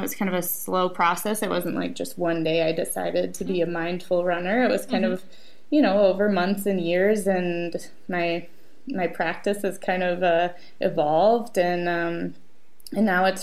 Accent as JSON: {"language": "English", "town": "Minneapolis", "region": "Minnesota", "country": "United States", "tie": "born or raised there", "said": "it's my hometown race"}